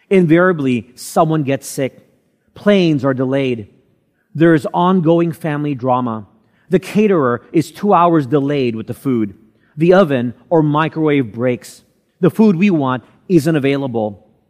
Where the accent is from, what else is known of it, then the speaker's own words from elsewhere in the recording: Texas, United States; moved away as an adult; now in Philippines; growing up in Texas, it was too far south in the U.S. to get snow on Christmas. Although, as luck would have it, when I moved here to the Philippines